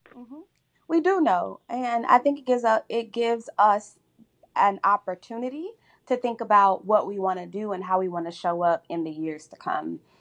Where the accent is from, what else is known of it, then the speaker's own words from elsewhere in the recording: Chicago, Illinois, United States; my hometown and my home of Chicago